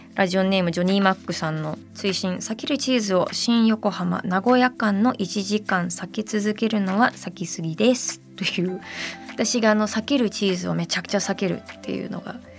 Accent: Detroit, Michigan, United States; moved away; 我が故郷のアメリカミシガン州デトロイト

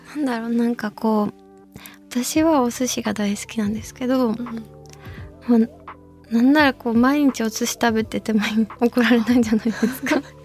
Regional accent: Saitama, Japan; 私は埼玉県出身

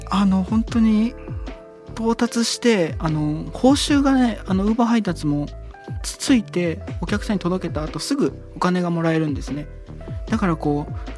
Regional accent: Ichikawamisato, Yamanashi, Japan; 地元市川三郷町って山梨県の僕のふるさと

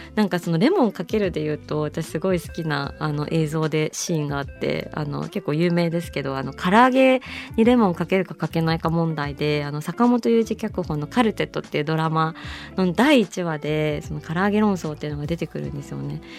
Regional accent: Kyushu, Japan; 九州人だからっていうのもあるかもしれないですけど

